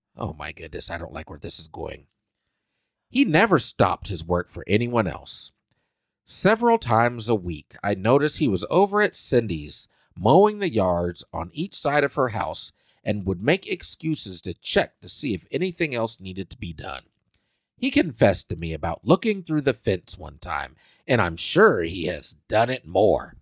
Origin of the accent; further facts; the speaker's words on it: Salina, Kansas, United States; moved away; my hometown, Salina, Kansas.